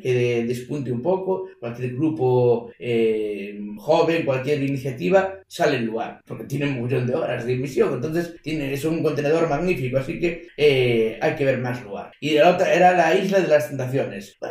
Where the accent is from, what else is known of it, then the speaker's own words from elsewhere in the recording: A Coruña, Galicia, Spain; soy de Coruña, soy de Coruña